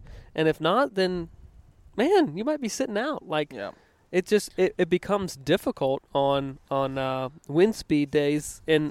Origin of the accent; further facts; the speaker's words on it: Virginia, United States; growing up on the East Coast in Virginia, river breaks wasn't a term that was extremely common out there.